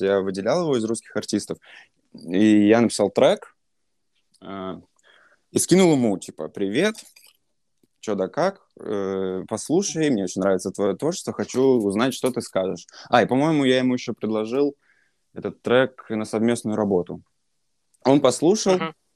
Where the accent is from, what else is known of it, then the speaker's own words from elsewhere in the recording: Saint Petersburg, Russia; я сам из Питера